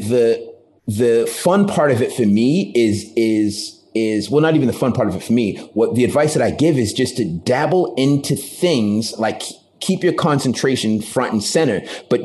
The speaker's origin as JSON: {"language": "English", "town": "Taunton", "region": "Massachusetts", "country": "United States", "also_born_or_lived": "Boston, Massachusetts / New York", "moved": "yes", "said": "I'm from Massachusetts, from a small town called Taunton"}